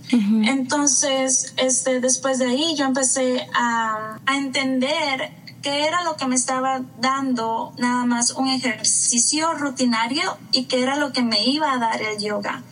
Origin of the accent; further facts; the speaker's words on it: Costa Rica; moved away as an adult; now in New York, United States; soy de Costa Rica, por eso me dijiste estica y soy nacida y criada en Costa Rica, pero me vine a vivir a New York hace 14 años ya